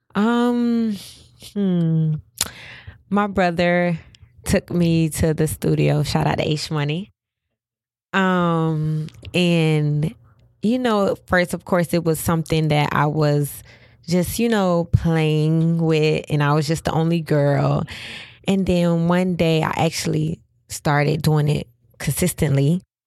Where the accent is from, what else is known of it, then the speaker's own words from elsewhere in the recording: Pompano Beach, Florida, United States; Growing up in Pompano